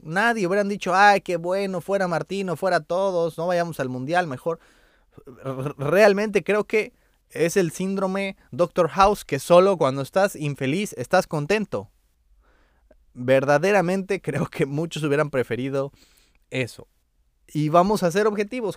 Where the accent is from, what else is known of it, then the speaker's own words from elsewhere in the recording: Mexico; como mexicanos